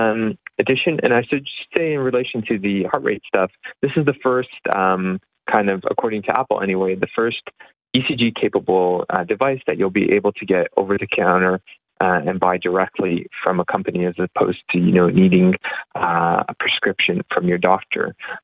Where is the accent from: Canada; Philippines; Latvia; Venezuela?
Canada; even as a Canadian consumer